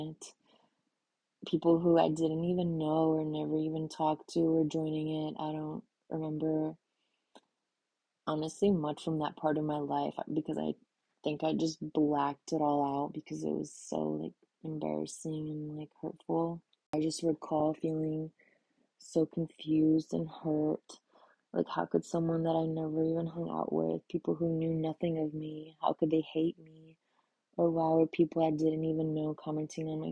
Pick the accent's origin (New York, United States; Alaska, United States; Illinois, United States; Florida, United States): Illinois, United States; moved away as an adult; also born or lived in Texas; Growing up in America with a super weird name as a girl, an immigrant family